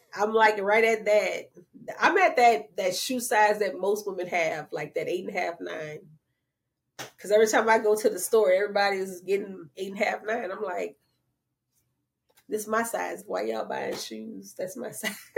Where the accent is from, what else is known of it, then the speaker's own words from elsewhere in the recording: New Orleans, Louisiana, United States; I'm from the Seven Ward